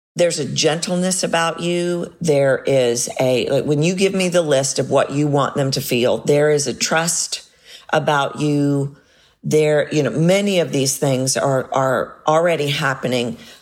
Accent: United States; as an American

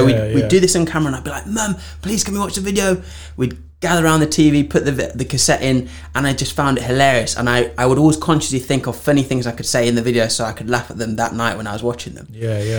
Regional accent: Zimbabwe; moved away; also born or lived in Framingham Pigot, Norwich, England; I grew up in Zimbabwe

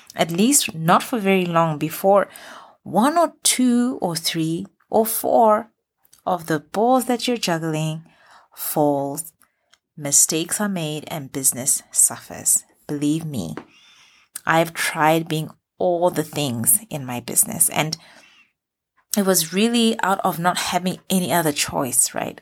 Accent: Botswana; moved away as an adult; now in Middle East; I've run businesses in the Middle East where I've lived for the past ten years, as well as in my home country, Botswana

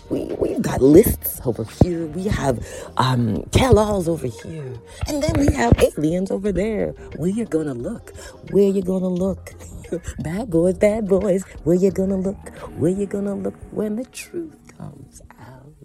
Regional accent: Scarborough, Ontario, Canada; when I was younger, back in my home, um, in uh, my childhood home, Scarborough, Ontario, Canada. I grew up in Jamaican roots

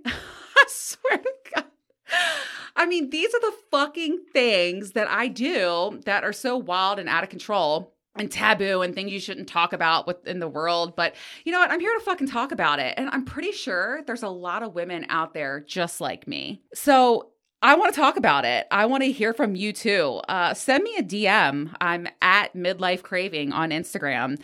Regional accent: Greenbelt, Maryland, United States; I grew up in Greenbelt, Maryland, on the outskirts of D C, in a teeny tiny little apartment

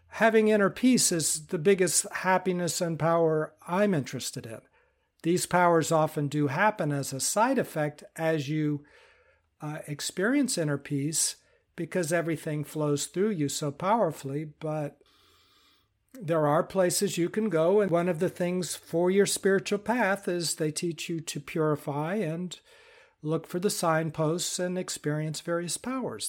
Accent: United States; I'm from the United States

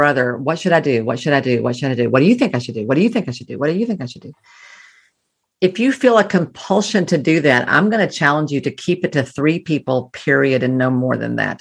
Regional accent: the South, Southern United States, United States; I'm a Southerner

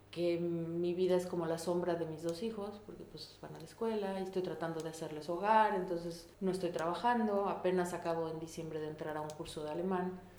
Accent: Mexico City, Mexico; moved away as an adult; vengo de la Ciudad de México, en donde que somos 23 millones de personas, y vivo hoy en un pueblo de 10 mil.

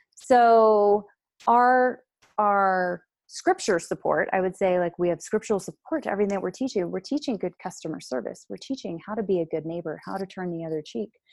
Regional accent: United States; I'm just an American gr-, woman

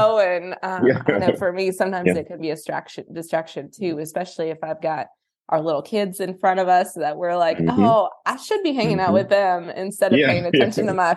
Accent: the South, Southern United States, United States; I'm Southern

